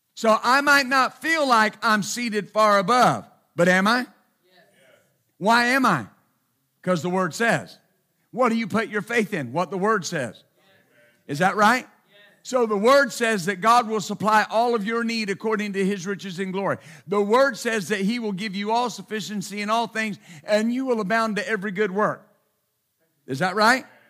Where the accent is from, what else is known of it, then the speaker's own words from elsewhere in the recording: Texas, United States; I'm from Texas